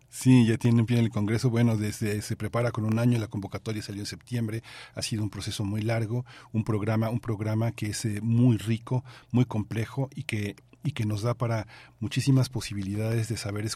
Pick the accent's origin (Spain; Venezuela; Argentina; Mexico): Mexico; este gran país que es tan importante para nosotros como mexicanos